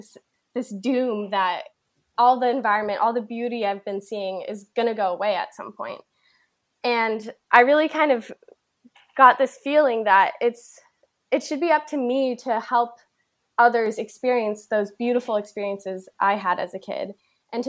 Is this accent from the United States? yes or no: yes; Bay Area, California, United States; I grew up in a very, very nature-focused area. I grew up in the Bay Area right next to Muir Woods National Forest.